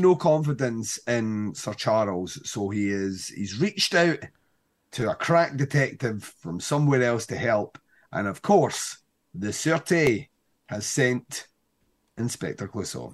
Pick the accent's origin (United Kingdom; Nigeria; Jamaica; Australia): United Kingdom; Scotland; we're Scottish